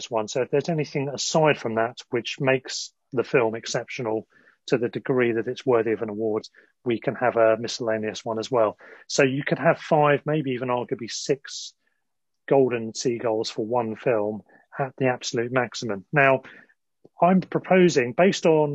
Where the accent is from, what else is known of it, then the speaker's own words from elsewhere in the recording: Sussex, South East England, United Kingdom; now in London, United Kingdom; we're both from Sussex, I'm now in London, but from Sussex